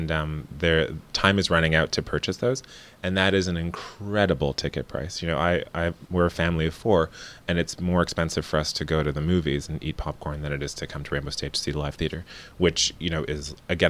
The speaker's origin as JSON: {"language": "English", "town": "Montreal", "region": "Quebec", "country": "Canada", "tie": "born or raised there", "also_born_or_lived": "Toronto", "moved": "as an adult", "lives_now": "Winnipeg, Canada", "said": "I grew up in Montreal and I lived in Toronto for a time. And one of the reasons why I moved here to take this position to accept my appointment as artistic director was the caliber of the artists in Winnipeg."}